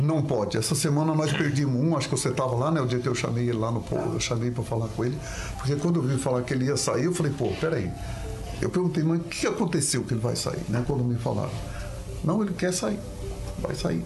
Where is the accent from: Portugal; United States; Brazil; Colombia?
Brazil; Cidade Gaúcha, Paraná; also born or lived in São Paulo state / Douradina; eu nasci no estado de São Paulo, me criei em Cidade Gaúcha e já vim de Cidade Gaúcha para Douradina com 16 para 17 anos.